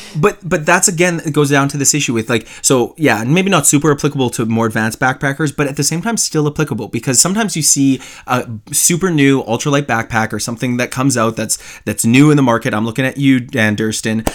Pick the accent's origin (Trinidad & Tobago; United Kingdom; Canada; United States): Canada; accent: Canadian; I'm Canadian.